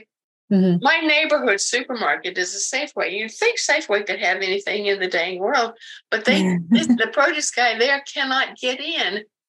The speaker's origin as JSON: {"language": "English", "region": "the South", "country": "United States", "tie": "born or raised there", "said": "I mean, I grew up in the South and I still visit relatives every once in a while."}